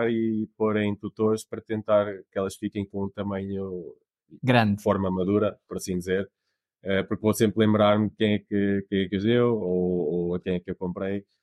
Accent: Portugal; also born or lived in Canada; eu, nasci no, no Canadá uh, e a minha família estava lá na altura, decidi voltar para Portugal, porque é, nós somos portugueses.

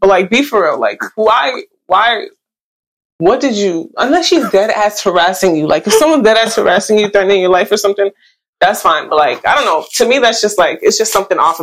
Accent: New York City, New York, United States; I'm from Brooklyn too

